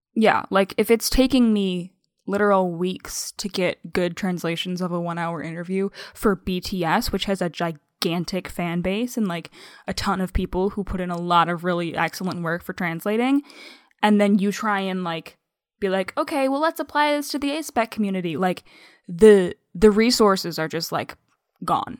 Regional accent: United States; first language English; I was born in the United States and learned English as, I mean, for, for a good portion of my life, my only language.

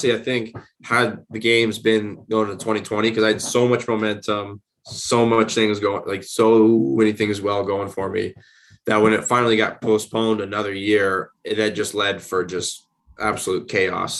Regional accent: Springfield, Illinois, United States; moved away as an adult; also born or lived in North Carolina / Alabama; now in Arizona, United States; I went back to my hometown of Springfield, Illinois

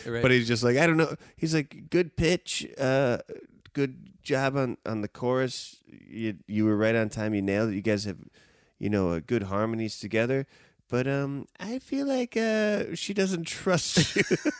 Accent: Evanston, Illinois, United States; They're from the suburbs. Same as me. I'm from Evanston.

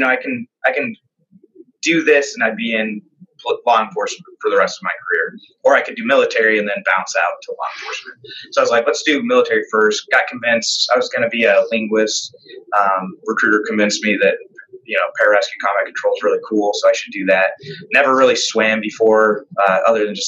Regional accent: Colorado, United States; moved away; I'm originally from Colorado

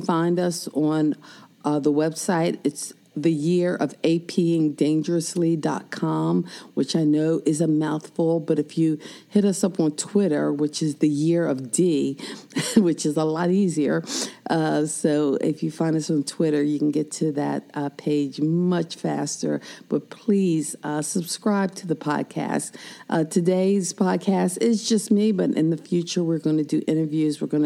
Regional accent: Philadelphia, Pennsylvania, United States; also born or lived in New Jersey; now in North Carolina, United States; I'm originally from Philadelphia, so even though I'm the North Carolina Assistant Principal of the Year, not originally from North Carolina

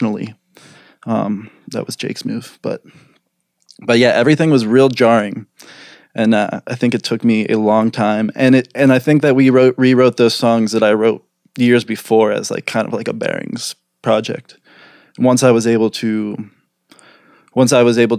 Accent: Crafton, Pennsylvania, United States; we're both from Crafton

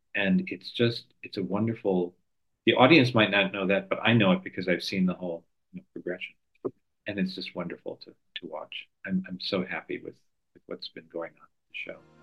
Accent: New York, United States; moved away; been wonderful to be back in New York. I am a New Yorker

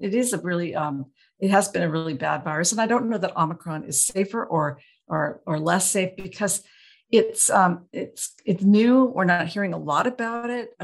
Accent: Juneau, Alaska, United States; also born or lived in Anchorage; I grew up in Juneau and I was used to not being able to buy milk sort of half of the week because the barge came in once a week

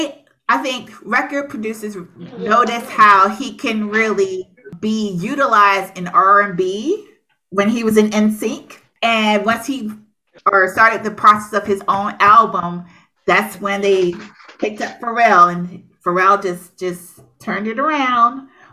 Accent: New Jersey, United States; I'm saying I'm from Jersey, and being that I'm from Jersey, this is the kind of music that we listen to all the time.

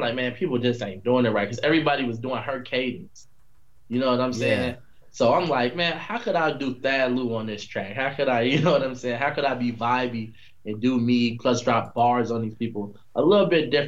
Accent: Chicago, Illinois, United States; I'm from Chicago

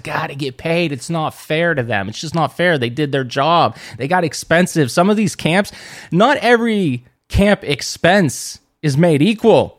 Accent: United States; I'm American

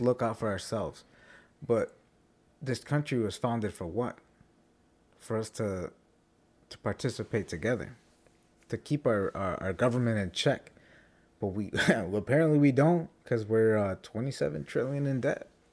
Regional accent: United States; As American citizens

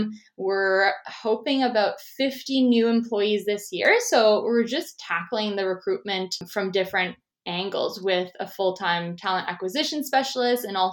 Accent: Toronto, Ontario, Canada; moved away as an adult; now in Vancouver, Canada; I'm actually originally from Toronto, Ontario, and I moved out to Vancouver, BC, where I'm currently located, to attend the Simon Fraser University.

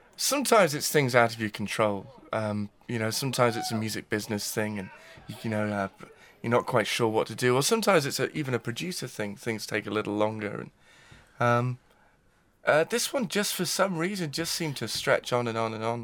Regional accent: Isle of Man; I grew up on the Isle of Man in the Irish Sea

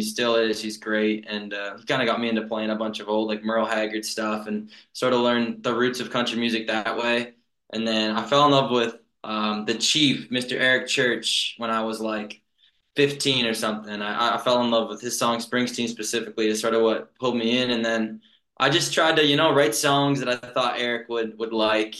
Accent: Mildmay, Ontario, Canada; I'm from a small town in Ontario, Canada called Mildmay. And I grew up there my whole life

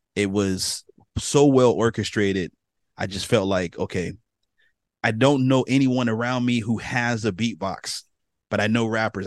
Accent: San Francisco, California, United States; now in Sacramento, United States; I'm from San Francisco originally. I was born, um, in San Francisco, grew up in Bayview

